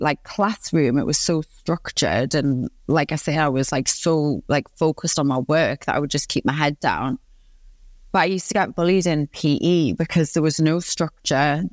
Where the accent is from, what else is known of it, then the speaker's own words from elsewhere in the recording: Newcastle upon Tyne, North East England, United Kingdom; accent: Geordie; I'm from Newcastle upon Tyne in the northeast of England. I'm born and raised